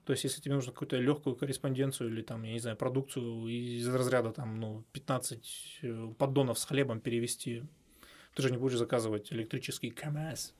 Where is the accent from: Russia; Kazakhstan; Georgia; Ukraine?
Russia; Miass, Chelyabinsk Oblast; я человек, который все детство провел в Миасе, да, ну, все маленькое детство, потому что у меня там бабушка жила